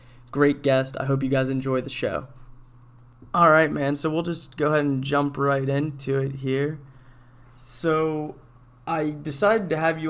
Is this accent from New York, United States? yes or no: no; Pennsylvania, United States; I'm actually from Pennsylvania myself.